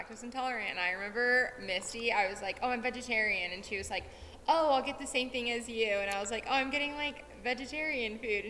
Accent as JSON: {"language": "English", "area": "Central Valley", "region": "California", "country": "United States", "tie": "born or raised there", "also_born_or_lived": "Sonoma County, California", "moved": "as an adult", "lives_now": "Colorado, United States", "said": "I grew up in Central Valley, California, but I moved to Sonoma County"}